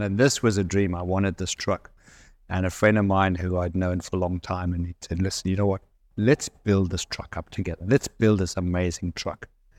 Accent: South Africa; I'm South African.

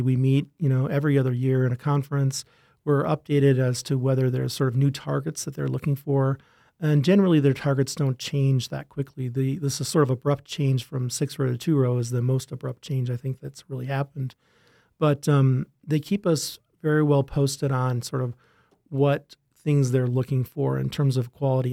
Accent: Rochester, Minnesota, United States; also born or lived in Wisconsin; I grew up in Rochester, Minnesota, not too far from here.

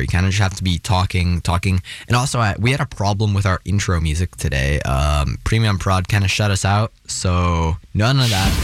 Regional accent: Seattle, Washington, United States; also born or lived in Oregon; I'm from Seattle.

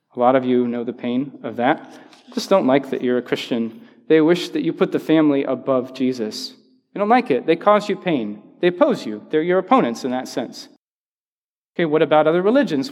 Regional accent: the South, United States; I'm from the South

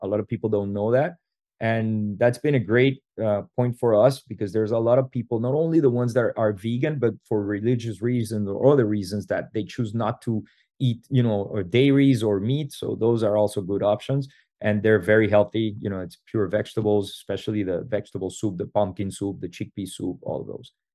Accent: Venezuela; moved away as an adult; we come from Venezuela originally

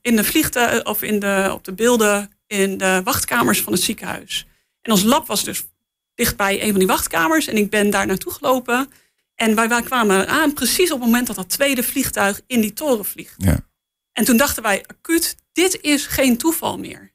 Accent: Netherlands; als Nederlander

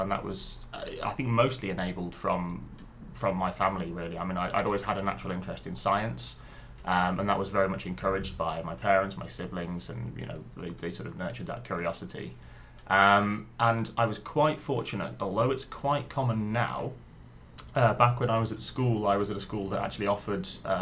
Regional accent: just north of Coventry, West Midlands, United Kingdom; moved away as an adult; also born or lived in Stoke-on-Trent / Manchester; originally I was originally born in Stoke-on-Trent and then spent 7 or 8 years there and then the next 10 years just north of Coventry

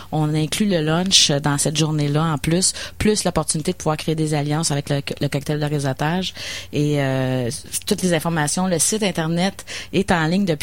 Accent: Pincourt, Quebec, Canada; suis de Pincourt, à côté de Vaudreuil.

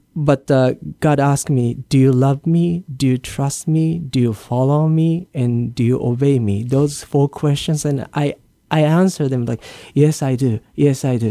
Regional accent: Japan; English is a second language; moved away as an adult; also born or lived in Hawaii / New Jersey / San Diego / Los Angeles; now in Guam; I was born and raised in Japan

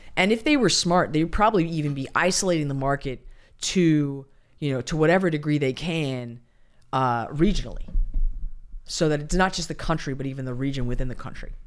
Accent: United States; as Americans

